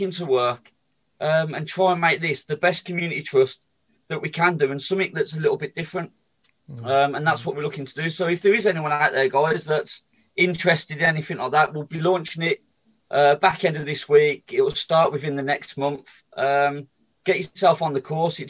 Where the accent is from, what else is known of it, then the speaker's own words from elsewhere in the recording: Birmingham, West Midlands, United Kingdom; I was brought up in Sheldon